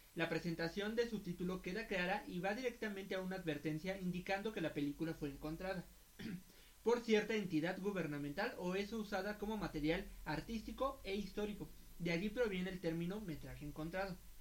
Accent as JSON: {"language": "Spanish", "country": "Mexico", "said": "somos mexicanos"}